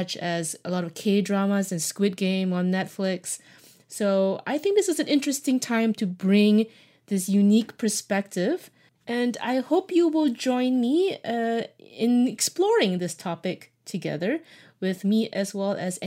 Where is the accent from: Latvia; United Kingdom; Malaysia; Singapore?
Malaysia; moved away as an adult; now in United States; I was born and raised in Malaysia, but I moved to the US when I was 18, and I've been here ever since.